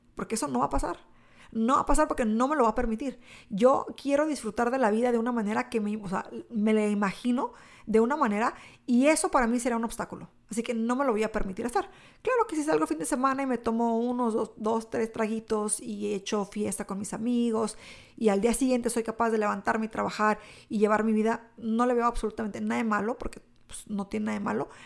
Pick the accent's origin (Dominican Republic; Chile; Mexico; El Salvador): Mexico; mi cultura hispana, eh, como mexicana